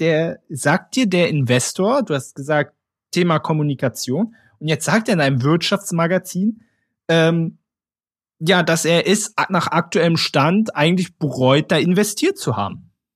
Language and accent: German; Berlin, Germany; Ich bin ja Berliner